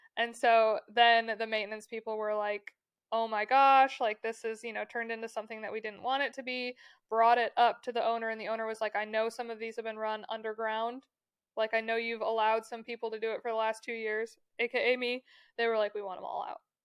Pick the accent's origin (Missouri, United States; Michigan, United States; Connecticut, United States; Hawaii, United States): Michigan, United States; growing up in Michigan, you, like, have friends who have lake houses